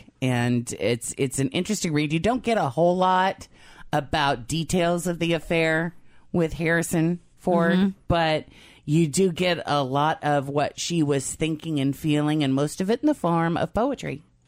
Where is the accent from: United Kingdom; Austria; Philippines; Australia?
Austria; now in United States; I grew up in Austria without a phone, running water, or a flushing toilet.